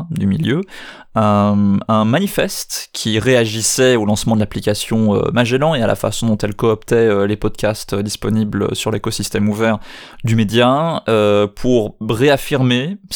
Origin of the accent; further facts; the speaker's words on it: Switzerland; Je suis suisse, malgré euh, mon absence euh, d'accent. Je suis francophone, mais je suis suisse dans ce petit pays situé à l'est de la France.